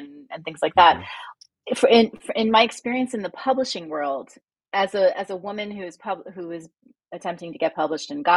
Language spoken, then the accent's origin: English; New Jersey, United States; I'm from Jersey, so cursing is the mother tongue here